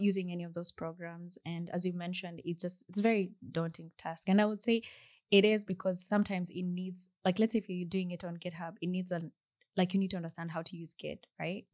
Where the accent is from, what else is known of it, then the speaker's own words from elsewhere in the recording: Kenya; accent: Kenyan English; moved away as an adult; my Kenya English accent